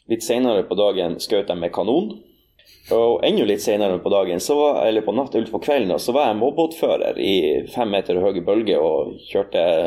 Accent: Norway; åresalget på bedehuset hjemme på Aun

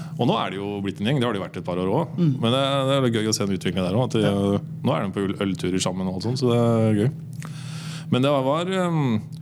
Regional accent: Moss, Østfold, Norway; moved away; also born or lived in Trondheim; jeg er fra Moss

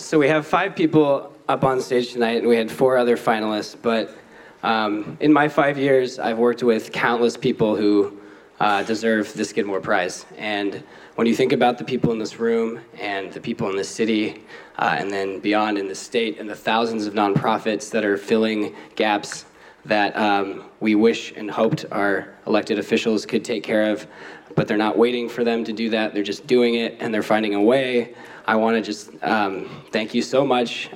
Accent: Portland, Oregon, United States; I grew up in Portland

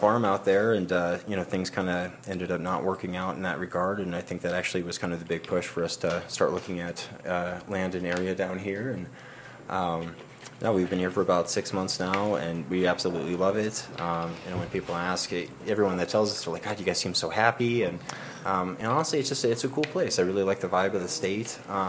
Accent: Medora, North Dakota, United States; moved away as an adult; also born or lived in Nebraska; I'm born and raised in North Dakota, actually.

